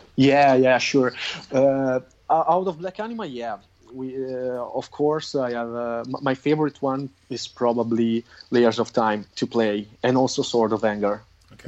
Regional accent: Crema, Lombardy, Italy; also born or lived in Milan; my hometown, which is Crema in Italy.

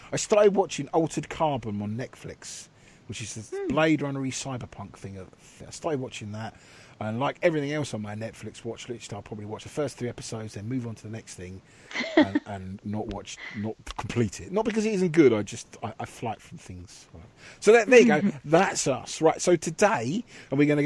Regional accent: England, United Kingdom; we are English

